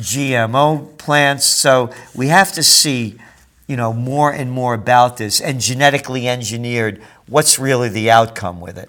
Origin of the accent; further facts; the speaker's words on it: New York, United States; I'm a New Yorker